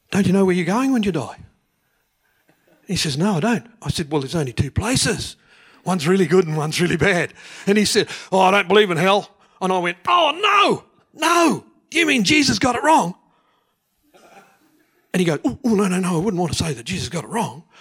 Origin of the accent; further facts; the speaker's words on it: Te Puna, Bay of Plenty, New Zealand; Te Puna.